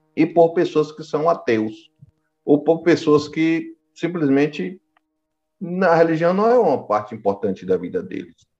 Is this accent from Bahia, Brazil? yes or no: yes; São Gonçalo dos Campos, Bahia, Brazil; Eu sou baiano, aqui do recôncavo baiano, mais precisamente em uma pequena cidade chamada São Gonçalo dos Campos